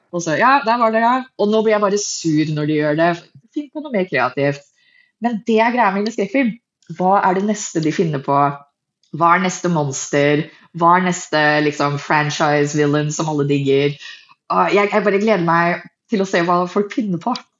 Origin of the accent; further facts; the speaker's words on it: Hurdal, Akershus, Norway; also born or lived in Fargo, North Dakota / Minnesota; Jeg er en middelklassejente fra Hurdal